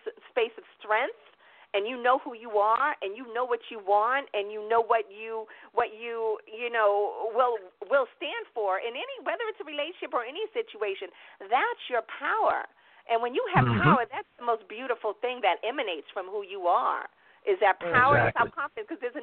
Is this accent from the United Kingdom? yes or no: no; New York, United States; moved away; also born or lived in Boston, Massachusetts / Dallas, Texas / California / Atlanta, Georgia; raised in New York